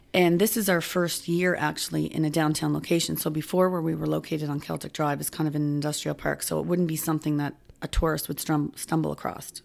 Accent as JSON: {"language": "English", "town": "Halifax", "region": "Nova Scotia", "country": "Canada", "tie": "born or raised there", "moved": "as an adult", "lives_now": "Cape Breton, Canada", "said": "I grew up in Spryfield"}